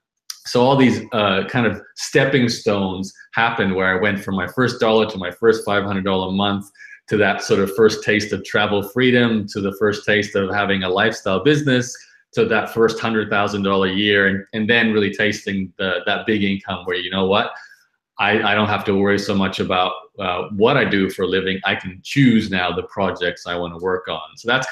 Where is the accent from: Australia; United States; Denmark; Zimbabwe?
Australia; Brisbane, Queensland; So I'm, like you said at the beginning, I'm from Brisbane.